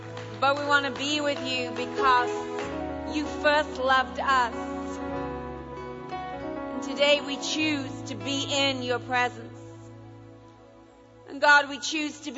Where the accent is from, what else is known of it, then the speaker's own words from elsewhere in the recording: England, United Kingdom; first language English; moved away as an adult; now in United States; I married an American, so I'm bilingual, so I understand you all. I'm now an American citizen and an English citizen